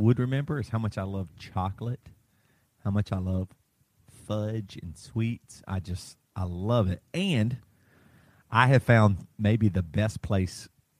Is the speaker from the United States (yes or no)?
yes; the South, United States; I'm from the South.